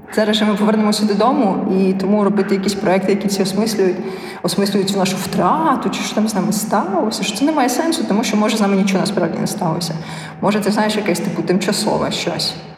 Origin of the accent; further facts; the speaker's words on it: Ukraine; Я казала з України.